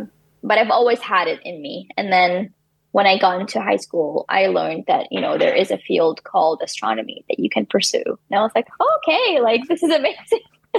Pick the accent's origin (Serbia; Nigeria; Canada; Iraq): Iraq; English is a second language; moved away as an adult; I came all the way from Iraq and like I left my family and now my family is missing me, I'm missing them.